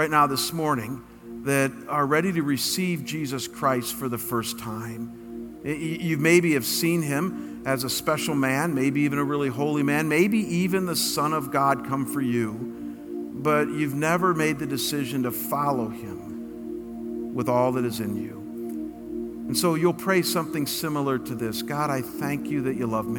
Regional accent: United States; I'm an American

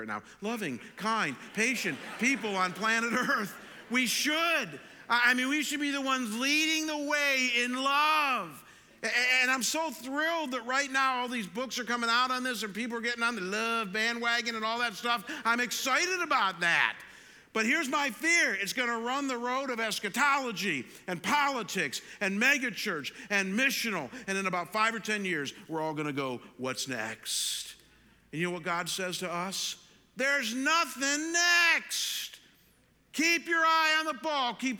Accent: Chagrin Falls, Ohio, United States; now in Arizona, United States; Chagrin Falls, my hometown

